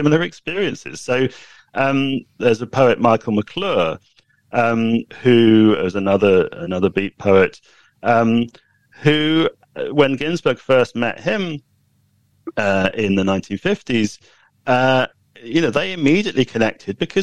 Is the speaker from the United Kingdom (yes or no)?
yes; United Kingdom; I'm British